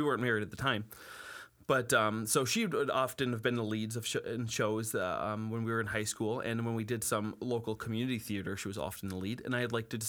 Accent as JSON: {"language": "English", "town": "Buffalo", "region": "New York", "country": "United States", "tie": "born or raised there", "also_born_or_lived": "Cheektowaga / Williamsville", "said": "Just born and raised right here in Buffalo."}